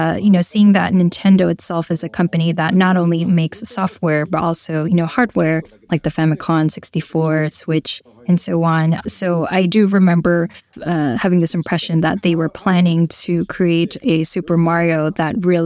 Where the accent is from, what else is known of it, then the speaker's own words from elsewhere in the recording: Fussa, Tokyo, Japan; I'm from Futsa City, which is a city north of Tokyo